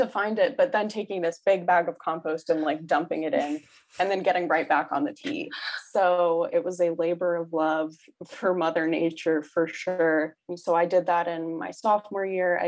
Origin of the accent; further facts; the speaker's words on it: mid-state New York, United States; moved away as an adult; I'm from New York, not the city. I'm from mid-state New York. I used to call it upstate